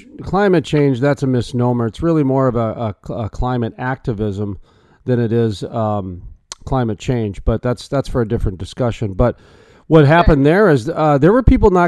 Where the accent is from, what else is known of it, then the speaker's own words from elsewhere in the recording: North Dakota, United States; I'm from North Dakota, where the Bakken play is